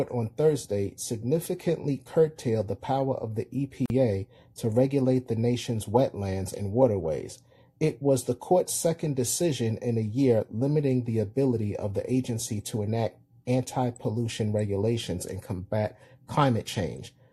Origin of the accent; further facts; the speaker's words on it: Florida, United States; I'm from Florida.